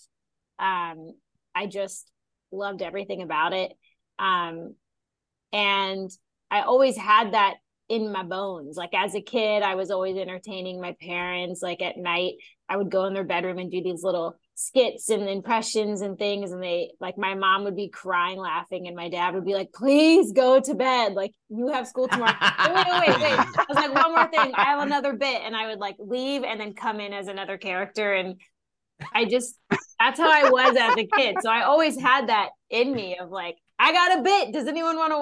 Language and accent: English; Northern Kentucky, United States; moved away as an adult; also born or lived in New York; I grew up in Northern Kentucky